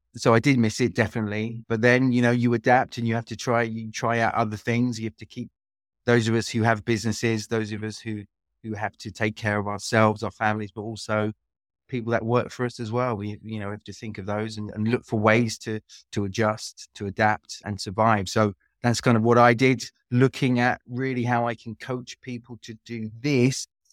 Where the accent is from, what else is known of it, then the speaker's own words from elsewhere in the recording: London, United Kingdom; moved away as an adult; also born or lived in France; now in Split, Croatia; I am British. I'm from London, but lived in, in Croatia for, for about twenty, just over twenty years now